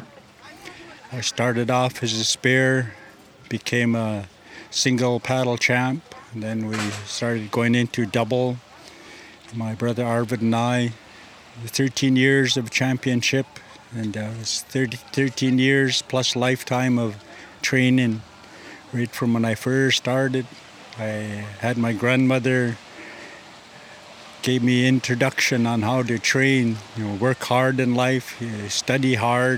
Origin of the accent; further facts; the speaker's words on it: Vancouver Island, British Columbia, Canada; where I came from Kwamutsin.